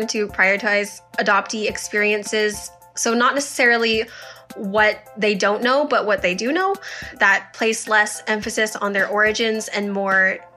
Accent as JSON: {"language": "English", "town": "Strathroy", "region": "Ontario", "country": "Canada", "tie": "born or raised there", "also_born_or_lived": "Hunan, China", "said": "I was adopted from Hunan, China when I was a year old, and I grew up in Strathroy, Ontario"}